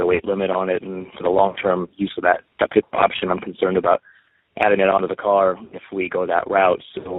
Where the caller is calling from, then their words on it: San Diego, California, United States; I'm from San Diego.